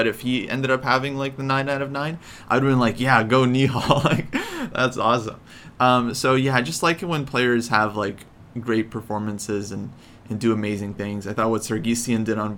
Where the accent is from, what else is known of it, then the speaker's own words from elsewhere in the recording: Ukraine; now in United States; Ukraine, of course. Being my home country